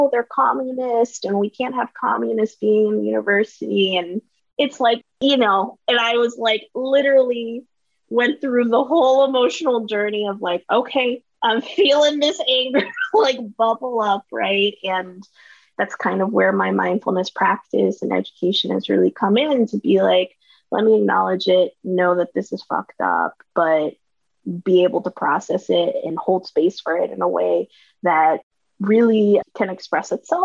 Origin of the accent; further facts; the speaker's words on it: Katy, Texas, United States; now in New York City, United States; I was born and raised in a western suburb outside of Houston. That is Katy, Texas